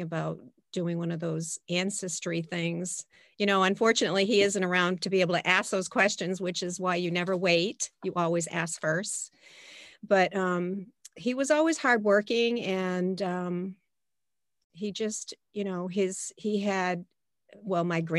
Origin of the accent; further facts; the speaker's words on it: Portsmouth, New Hampshire, United States; I was born in Portsmouth, New Hampshire